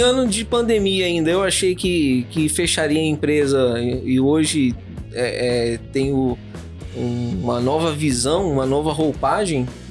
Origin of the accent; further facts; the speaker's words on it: São Gabriel da Palha, Espírito Santo, Brazil; em São Gabriel da Palha, onde eu nasci